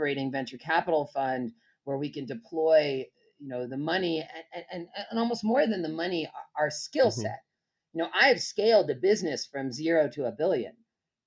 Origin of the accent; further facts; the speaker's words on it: Berkeley, California, United States; I grew up in Berkeley